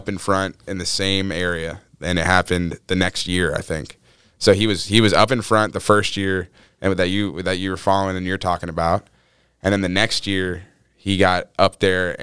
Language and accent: English; Atlanta, Georgia, United States; now in Alaska, United States; I grew up here, dude. I'm from Atlanta